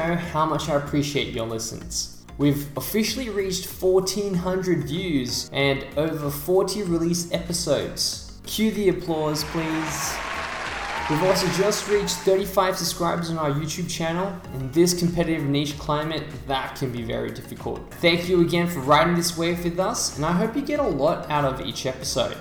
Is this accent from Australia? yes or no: yes; Sydney, New South Wales, Australia; I'm from Sydney